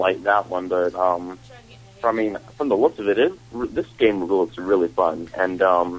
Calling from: Los Angeles, California, United States; I'm calling from Los Angeles.

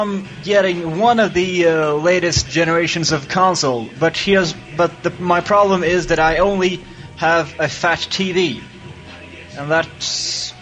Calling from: Sweden; English is a second language; Hi, Bobby. … from Sweden.

